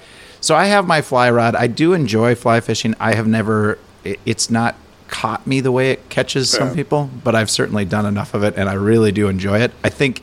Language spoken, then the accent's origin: English; Madison, Wisconsin, United States; I grew up in Madison, too.